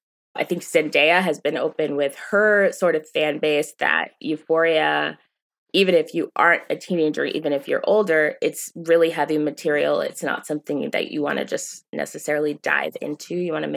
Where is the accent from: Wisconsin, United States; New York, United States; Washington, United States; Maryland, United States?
Maryland, United States; as a teenager growing up in Maryland